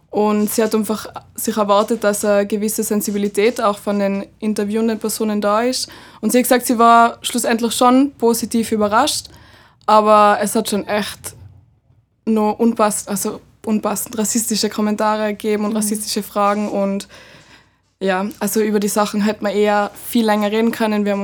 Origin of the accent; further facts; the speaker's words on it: Tyrol, Austria; Ich bin im Ötztal in Tirol aufgewachsen und habe dann in London Schauspiel studiert